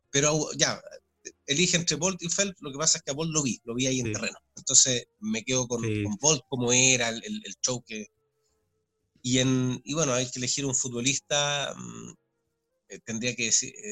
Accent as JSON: {"language": "Spanish", "country": "Chile", "said": "se junta eso como hincha, como chileno, además de lo profesional creo que tuve suerte"}